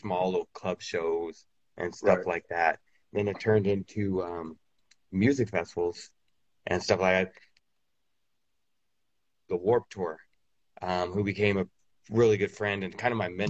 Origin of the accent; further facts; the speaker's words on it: California, United States; also born or lived in New Mexico; I'm from California, born and raised pretty much